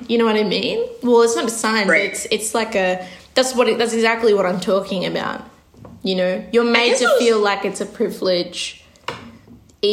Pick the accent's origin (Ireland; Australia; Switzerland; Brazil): Australia; growing up in Australia